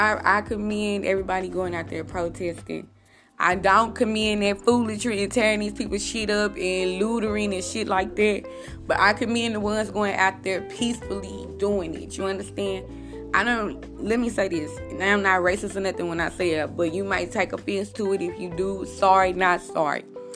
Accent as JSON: {"language": "English", "country": "United States", "said": "When I go outside, I'm American."}